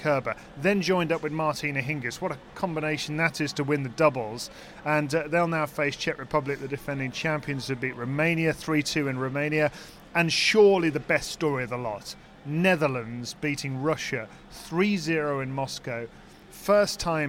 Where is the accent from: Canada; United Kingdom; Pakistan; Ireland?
United Kingdom; Birmingham, West Midlands; Dan Evans from my hometown